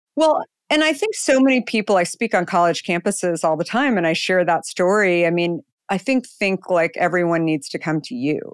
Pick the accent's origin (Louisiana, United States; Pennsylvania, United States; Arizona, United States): Arizona, United States; moved away as an adult; also born or lived in New York / San Francisco; now in Marin County, United States; I grew up in Arizona